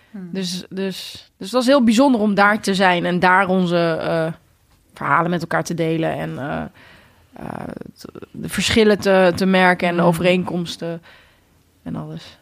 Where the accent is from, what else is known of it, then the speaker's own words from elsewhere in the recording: Netherlands; ik ben hier natuurlijk geboren in Nederland. Dus het is niet gek dat ik, eh, dat ik goed Nederlands spreek